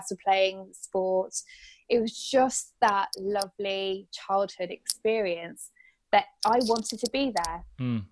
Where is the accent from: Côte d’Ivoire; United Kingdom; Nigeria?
United Kingdom; Bedford, East of England; I'm from Bedford